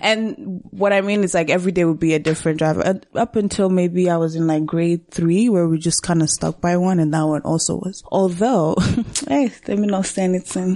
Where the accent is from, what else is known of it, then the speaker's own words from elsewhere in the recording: Rwanda; also born or lived in Burundi; now in Canada; I was born and raised in Rwanda